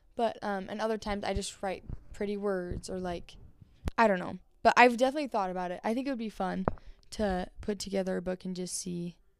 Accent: Vernal, Utah, United States; now in Spanish Fork, United States; I grew up in Vernal, Utah, and, um, Vernal was definitely a different atmosphere from Spanish Fork, where I live now

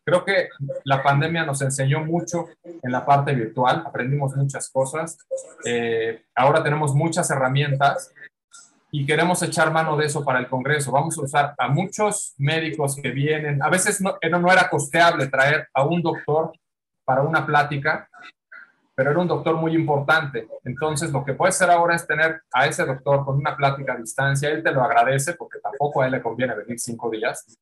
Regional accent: Mexico City, Mexico; nací aquí en la Ciudad de México

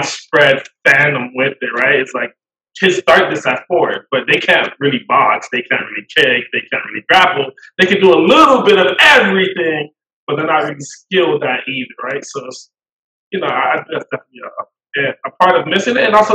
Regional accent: Miami, Florida, United States; I grew up in Liberty City

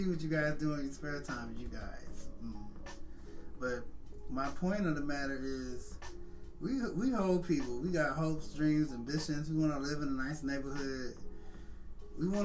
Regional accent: St. Louis, Missouri, United States; born and raised in St. Louis

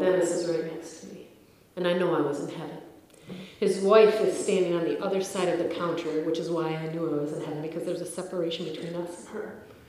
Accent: Ireland; I'm fighting with him, of course. I'm Irish. Okay, that's what we do.

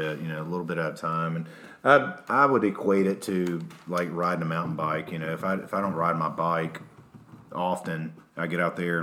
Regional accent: Alabama, United States; I'm from Alabama

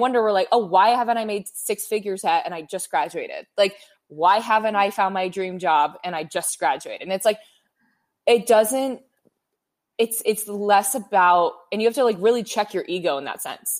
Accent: Bay Area, California, United States; moved away as an adult; now in Los Angeles, United States; I'm from the Bay

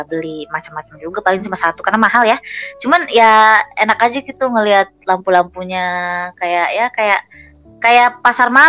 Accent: Indonesia; now in Germany; Gue sebagai warga Indo eh maksudnya iya warga warga

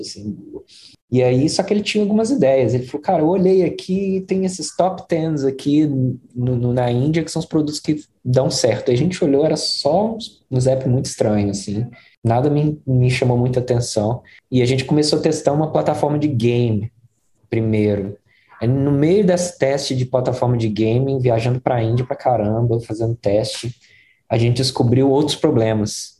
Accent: Belo Horizonte, Minas Gerais, Brazil; first language Portuguese; moved away as an adult; now in United States; Eu, eu cresci em Belo Horizonte, ali no bairro que chama Jardim Montanhês, que é a periferia de Belo Horizonte

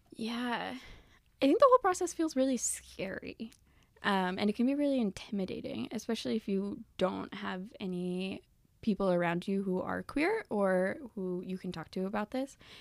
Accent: the South, United States; moved away as an adult; now in Michigan, United States; I actually grew up in the South

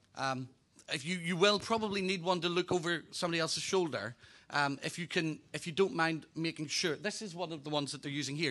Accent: Northern Ireland, United Kingdom; also born or lived in Hampshire Berkshire border; now in Hampshire, United Kingdom; Originally from Northern Ireland

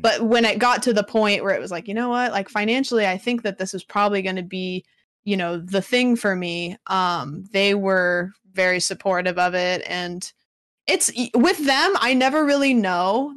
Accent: Pacific Northwest, United States; I am from the Pacific Northwest

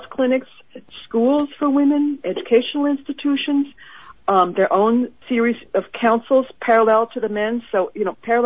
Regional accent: United States; I'm an American

